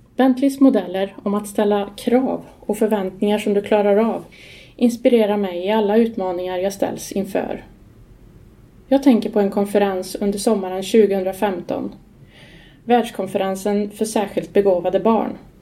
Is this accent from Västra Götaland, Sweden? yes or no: yes; Skara, Västra Götaland, Sweden; Jag är uppväxt i Skara på 70-talet